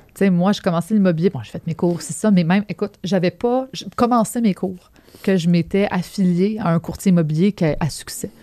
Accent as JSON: {"language": "French", "town": "Quebec City", "region": "Quebec", "country": "Canada", "tie": "born or raised there", "also_born_or_lived": "Montreal", "said": "je viens de la ville de Québec. OK. À base, fait que j'ai fait mon primaire, secondaire à Québec. je déménagé à Montréal pour faire le cégep"}